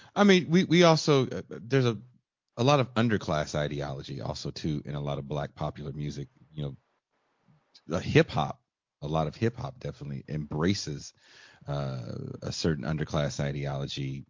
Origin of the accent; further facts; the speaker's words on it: Richmond, California, United States; also born or lived in Oakland, California; I was born in Oakland, grew up in Richmond, California